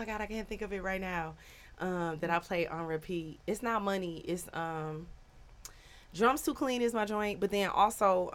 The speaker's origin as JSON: {"language": "English", "region": "Midwest", "country": "United States", "tie": "born or raised there", "said": "I grew up in the Midwest"}